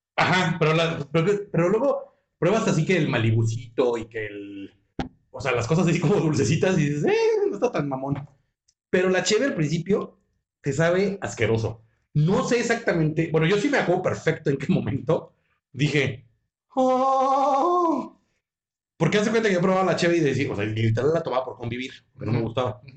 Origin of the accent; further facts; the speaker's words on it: Mexico; moved away; yo soy de México